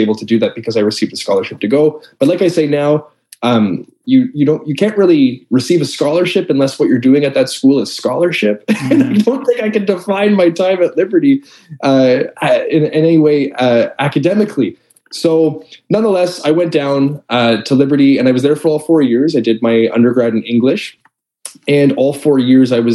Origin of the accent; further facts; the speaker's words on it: Toronto, Ontario, Canada; moved away as an adult; also born or lived in United States; I am from Toronto, Ontario, Canada, where I currently live. I'm back in my hometown after a number of years being in the States. Like I said, born and raised here.